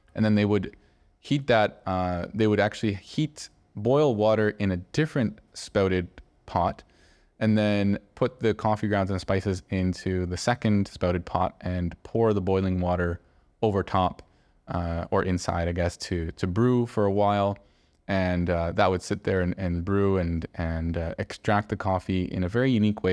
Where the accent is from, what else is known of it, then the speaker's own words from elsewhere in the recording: Canada; now in Barcelona, Spain; growing up in Canada